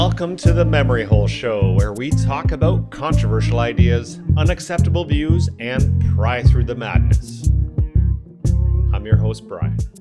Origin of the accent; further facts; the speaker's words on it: Canada; As a Canadian